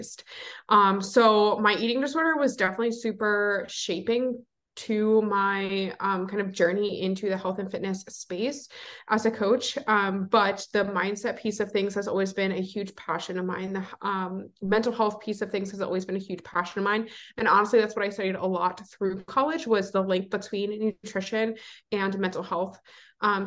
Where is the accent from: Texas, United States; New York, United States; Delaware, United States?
Delaware, United States; moved away as an adult; now in Philadelphia, United States; I am originally from Delaware. I born and raised there, and I currently live in Philly